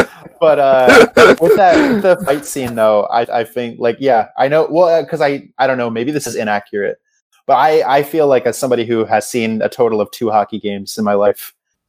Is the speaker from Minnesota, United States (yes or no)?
yes; Minnesota, United States; he's from Boston, I'm from Minnesota, the greatest rivalry of all time